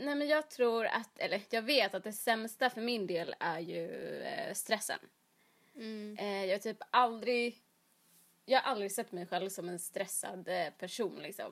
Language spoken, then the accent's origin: Swedish; Jönköping, Jönköping County, Sweden; moved away; jag är ju uppväxt i Jönköping